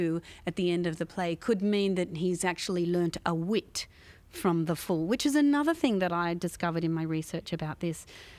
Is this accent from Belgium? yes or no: no; Australia; which as an Australian audience, we might be thinking this is kind of from a foreign land